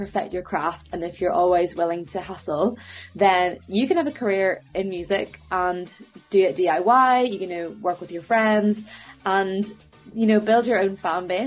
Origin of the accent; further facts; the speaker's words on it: Belfast, Northern Ireland, United Kingdom; now in London, United Kingdom; I'm from Belfast, currently based over in London